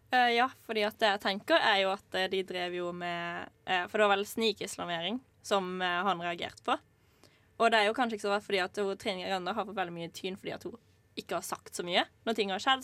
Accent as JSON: {"language": "Norwegian", "country": "Norway", "tie": "born or raised there", "said": "her i Norge, faktisk i hjembyen min"}